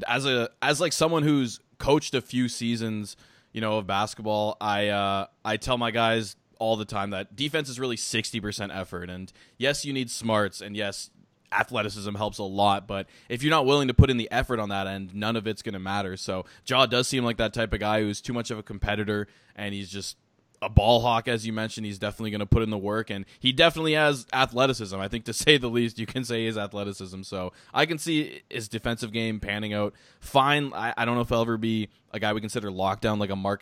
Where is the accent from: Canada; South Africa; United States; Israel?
Canada; as a Canadian